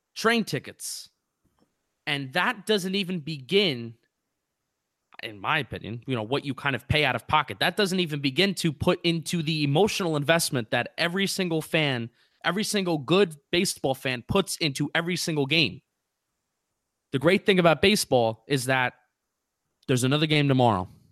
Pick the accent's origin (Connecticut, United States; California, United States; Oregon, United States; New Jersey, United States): New Jersey, United States; moved away as an adult; also born or lived in Philadelphia / Washington, D.C.; I'm from Jersey, but I'm about to be once again for the third year in a row a transplanted Yankee and Giant fan